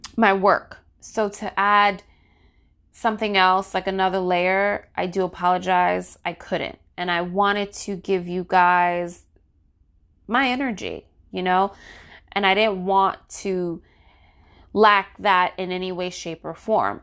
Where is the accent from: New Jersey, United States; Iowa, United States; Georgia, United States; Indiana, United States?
New Jersey, United States; my home state, New Jersey